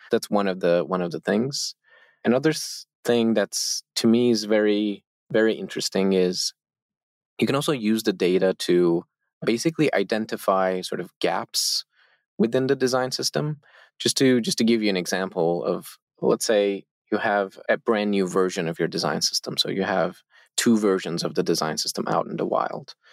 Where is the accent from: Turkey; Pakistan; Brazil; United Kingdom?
Turkey; we, all four founders of Zeppelin, we are all from Turkey.